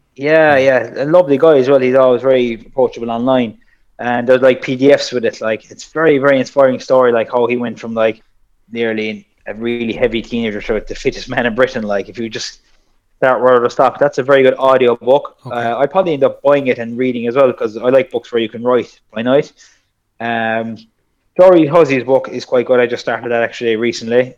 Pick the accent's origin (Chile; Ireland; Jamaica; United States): Ireland; South Kerry, Munster; I'm from Sokerry